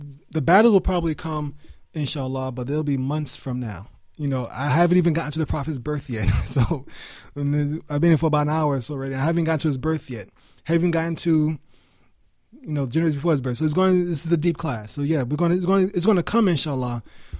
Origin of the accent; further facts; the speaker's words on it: New York, United States; I told you I was raised in New York, I can speak very fast.